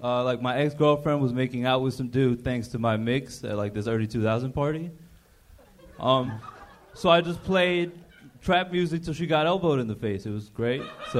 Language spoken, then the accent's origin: English; Ecuador; moved away; I was born out in Ecuador, so my parents are like immigrants and shit. My dad's Puerto Rican